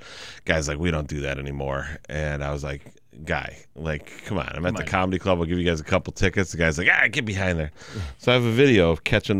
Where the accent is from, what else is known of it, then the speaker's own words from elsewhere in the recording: Western Massachusetts, United States; I've been fortunate to live right here in Western Mass my whole life